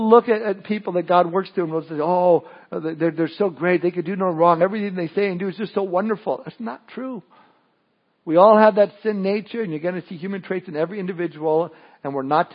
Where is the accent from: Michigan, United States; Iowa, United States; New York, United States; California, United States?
California, United States; Southern; moved away; I was born and raised in Southern California